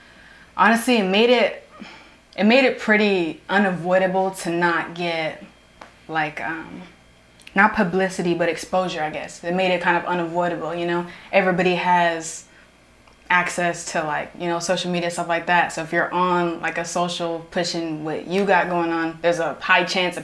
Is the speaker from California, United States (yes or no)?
yes; Oakdale, California, United States; also born or lived in Los Banos / Modesto / Houston; now in Riverbank, United States; I would say I'm from Oakdale though because that's where I lived the longest. So I would say I'm from Oakdale. Mm-hmm. Now I live Riverbank, so now I'm there, but I would say I'm from Oakdale.